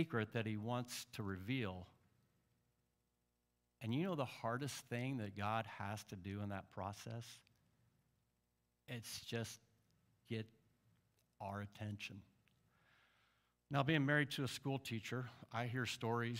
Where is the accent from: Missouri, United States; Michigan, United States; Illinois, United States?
Illinois, United States; Central; I'm from Central Illinois